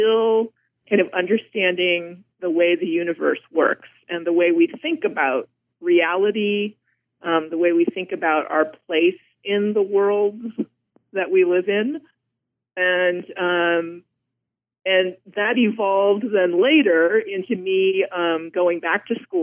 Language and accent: English; Blackfeet Reservation, Montana, United States; I'm actually from Montana. I grew up on the Blackfeet Reservation, and my family still continues to live there